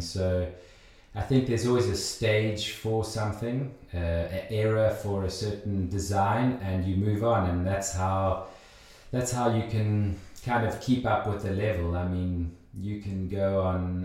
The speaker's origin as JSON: {"language": "English", "country": "South Africa", "tie": "born or raised there", "moved": "as an adult", "lives_now": "Switzerland", "said": "I grew up in South Africa, uh, did my sort of preschool, low school, high school"}